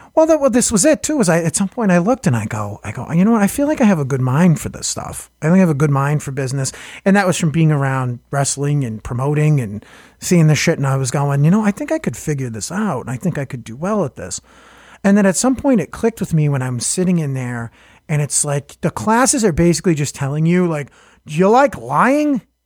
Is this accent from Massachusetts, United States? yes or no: yes; Boston, Massachusetts, United States; I'm from Hyde Park